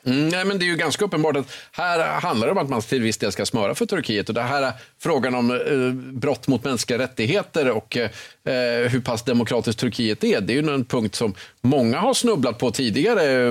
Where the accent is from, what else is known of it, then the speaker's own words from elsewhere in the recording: Östersund, Jämtland, Sweden; moved away; när jag åker till Östersund där jag växte upp